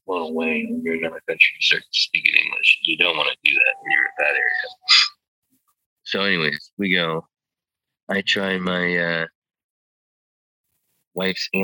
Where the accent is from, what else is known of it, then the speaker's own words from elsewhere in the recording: United States; I'm an American.